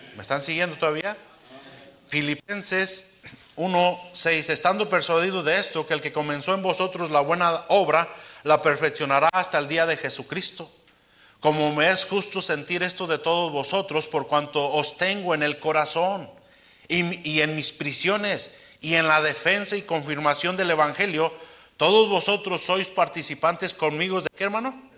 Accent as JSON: {"language": "Spanish", "town": "Uruapan", "region": "Michoacán", "country": "Mexico", "said": "soy de Uruapan"}